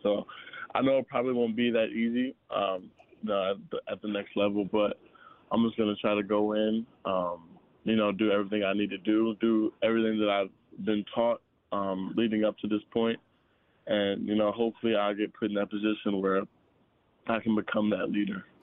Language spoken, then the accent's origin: English; Virginia, United States; now in Florida, United States; I'm from Virginia.